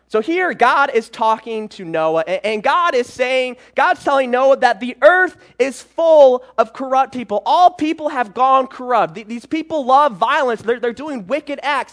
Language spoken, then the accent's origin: English; Michigan, United States; moved away as an adult; also born or lived in Georgia / South Carolina; I was born and raised in Michigan, um, and I lived there all my life.